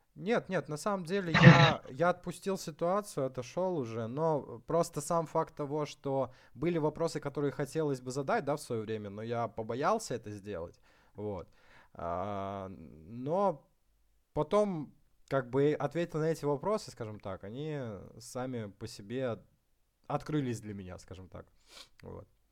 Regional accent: Far North, Russia; я сам с Крайнего Севера, с небольшого, э, поселка

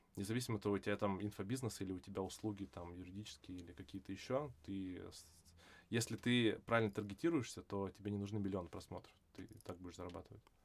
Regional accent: Vladivostok, Primorsky Krai, Russia; moved away; also born or lived in Ireland / Singapore / France; я э, вырос во Владивостоке

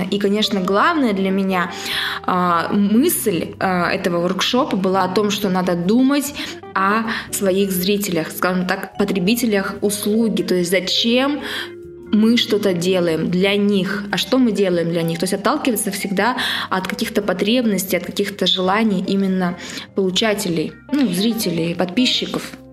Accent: Siberia, Russia; сибирячка, провинциалка

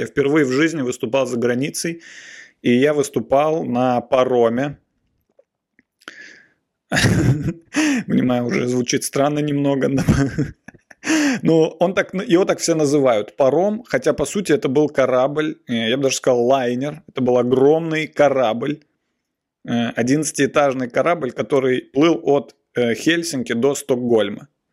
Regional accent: Nizhny Novgorod, Nizhny Novgorod Oblast, Russia; now in Moscow, Russia; я ездил в детстве, в, например, с родителями, я ездил из Нижнего Новгорода

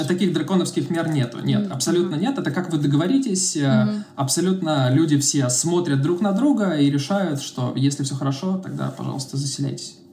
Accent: Russia; moved away as an adult; also born or lived in Serbia; now in Belgrade, Serbia; ну из России

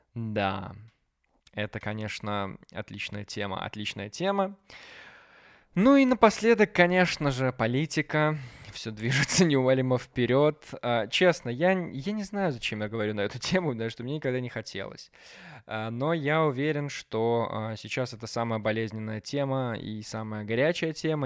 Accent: Belarus; я гулял по городу, по своему родному городу

